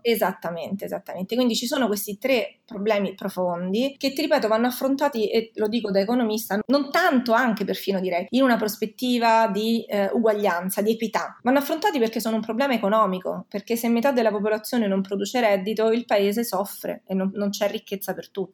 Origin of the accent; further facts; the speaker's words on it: Rome, Lazio, Italy; io sono di Roma